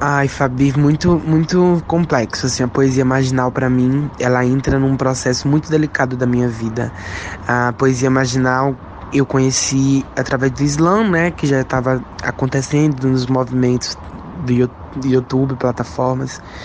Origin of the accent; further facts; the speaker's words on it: Brazil; nós somos brasileiras